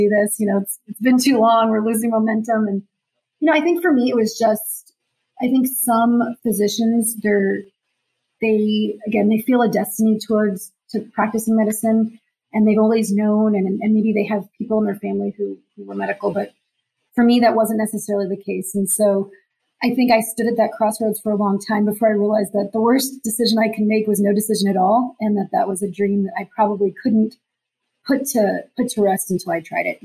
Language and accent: English; Danbury, Connecticut, United States; moved away as an adult; now in Atlanta, United States; I am from Danbury, Connecticut, which is a city that probably no one has heard of.